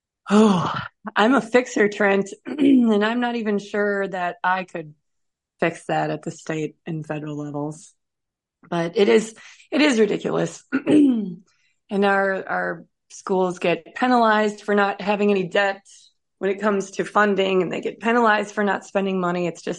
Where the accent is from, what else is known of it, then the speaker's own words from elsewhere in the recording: Wisconsin, United States; Now, remember, I'm a cheesehead from Wisconsin.